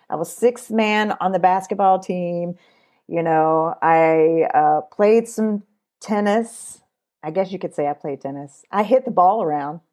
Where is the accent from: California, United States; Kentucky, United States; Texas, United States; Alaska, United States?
Kentucky, United States; I was born in Kentucky. I'm a Kentucky girl.